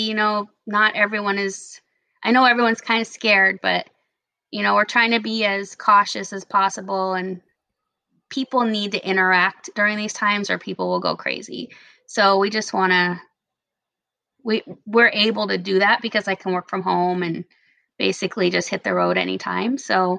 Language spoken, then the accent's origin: English; California, United States; moved away; Cause I'm originally from California.